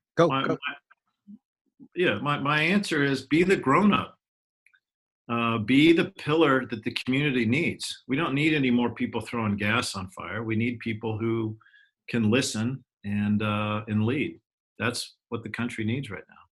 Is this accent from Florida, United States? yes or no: no; Ashland, Oregon, United States; I was raised in Ashland, Oregon